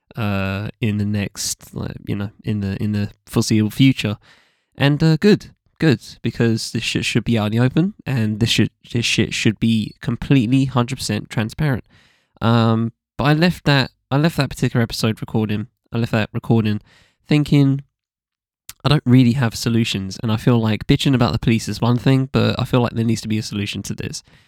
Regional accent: England, United Kingdom; as an English person

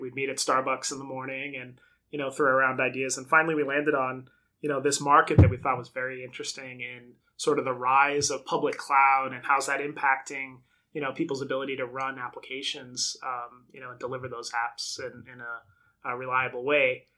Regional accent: Brockton, Massachusetts, United States; I grew up in Brockton, Massachusetts

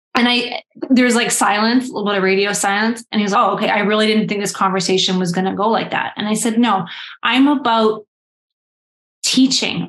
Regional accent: Canada; I am Canadian

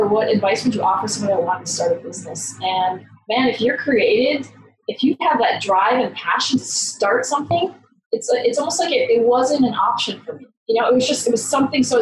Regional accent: United States; moved away as an adult; now in Canada; I'm originally born and raised in America

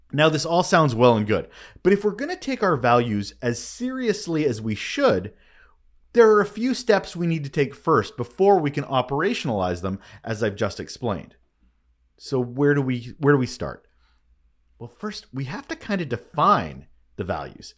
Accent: Canada; I am Canadian

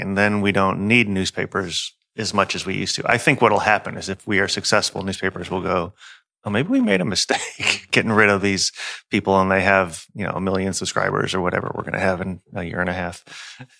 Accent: Houston, Texas, United States; I'm an, a Houstonian.

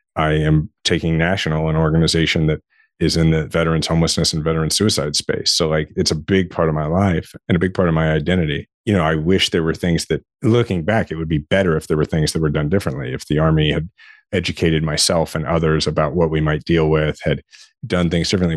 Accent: Shawnee, Kansas, United States; I grew up in Shawnee, Kansas, which is it's a suburb of Kansas City

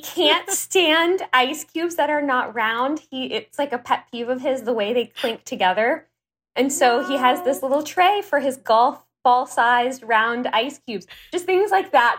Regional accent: Houston, Texas, United States; moved away as an adult; also born or lived in New York / California; I am working from home in my home office in Houston, Texas, which is where I grew up

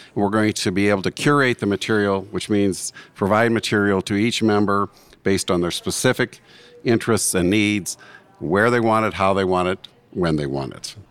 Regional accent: Butte, Montana, United States; I am from Butte, Montana

